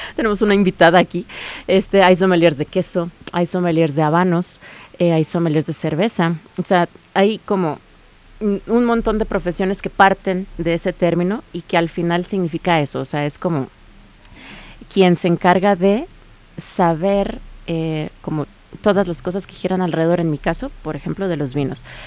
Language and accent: Spanish; Mexico; yo como mujer mexicana